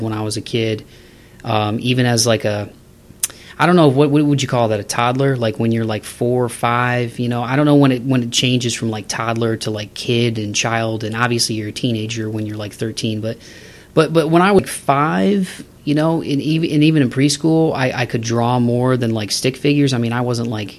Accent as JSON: {"language": "English", "town": "Toledo", "region": "Ohio", "country": "United States", "tie": "born or raised there", "said": "my hometown of Toledo"}